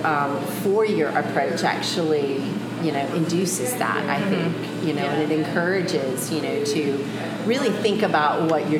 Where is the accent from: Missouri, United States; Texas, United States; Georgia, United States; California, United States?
Georgia, United States; Savannah; also born or lived in Atlanta; I'm actually born and raised here in Savannah.